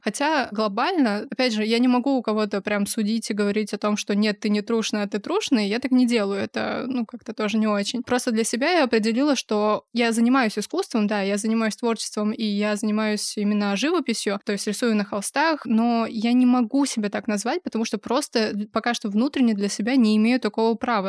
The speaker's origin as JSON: {"language": "Russian", "country": "Kazakhstan", "tie": "born or raised there", "moved": "as an adult", "lives_now": "Chelyabinsk, Russia", "said": "я родилась в Казахстане и жила там до 18 лет, и переехала в Челябинск в 16 году"}